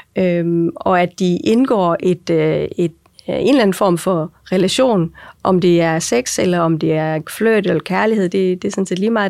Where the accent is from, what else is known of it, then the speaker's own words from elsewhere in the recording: Aarhus, Central Denmark Region, Denmark; Jeg er jo øh, født og opvokset i og omkring Aarhus. Det får jeg også tit at vide, at man godt kan høre